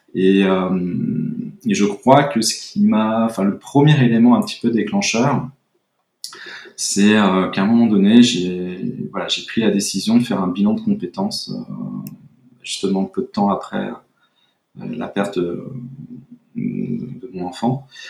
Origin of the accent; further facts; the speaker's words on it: Brittany, France; moved away as an adult; also born or lived in Bordeaux; now in Biarritz, France; je suis breton d'origine, donc j'ai vécu euh, beaucoup près de la mer